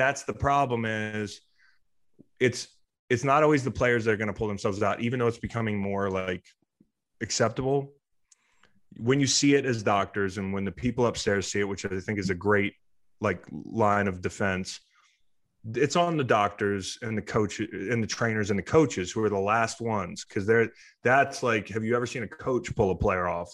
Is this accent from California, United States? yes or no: no; Charlottesville, Virginia, United States; I grew up in Charlottesville. I moved back to Charlottesville.